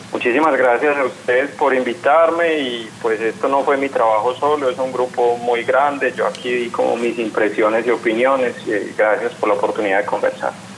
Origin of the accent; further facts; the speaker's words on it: Colombia; los otros 11 sí, somos colombianos trabajando pues, en distintos lugares del mundo.